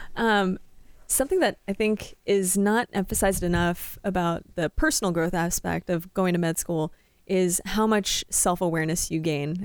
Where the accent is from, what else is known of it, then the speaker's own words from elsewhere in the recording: Canada; now in Iowa, United States; I'm not Midwestern, but I'm Canadian